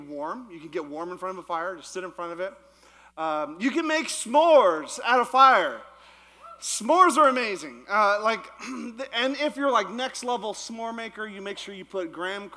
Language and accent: English; Yukon, Canada; moved away; I actually grew up in the Yukon, which is not Alaska. It's actually in Canada.